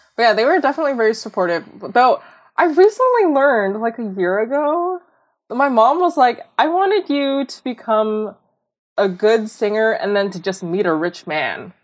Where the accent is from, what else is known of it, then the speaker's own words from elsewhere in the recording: Bellevue, Washington, United States; I grew up in a suburb called Bellevue